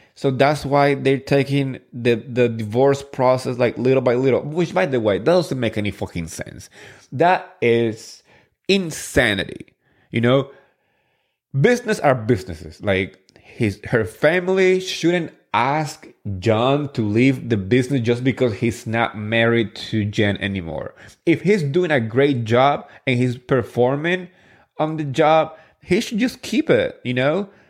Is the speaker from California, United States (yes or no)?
no; New Jersey, United States; I'm from Jersey